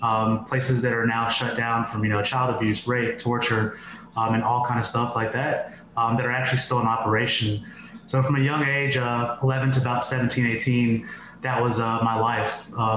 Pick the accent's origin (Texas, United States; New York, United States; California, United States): New York, United States; New York City; born there; now in Los Angeles, United States; I'm 35 years old. I currently live in Los Angeles. I was born in New York City. My parents are first generation directly from India.